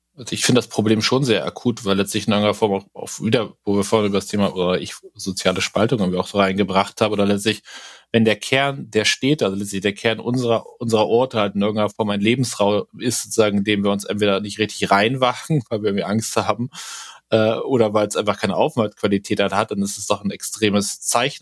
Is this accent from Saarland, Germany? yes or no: no; Bremen, Germany; bei uns in Bremen